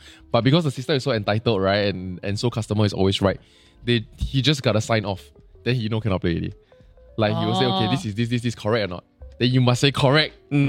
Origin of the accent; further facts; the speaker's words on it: Singapore; I'm from Singapore